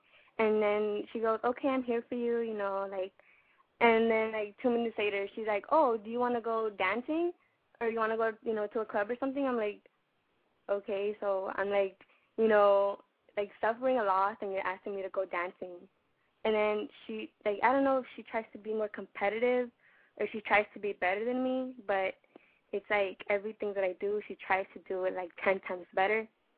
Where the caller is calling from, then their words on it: Los Angeles, California, United States; I'm 16 years old, and I'm from South LA.